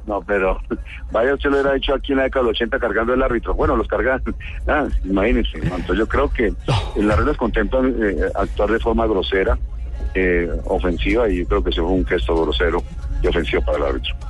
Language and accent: Spanish; Colombia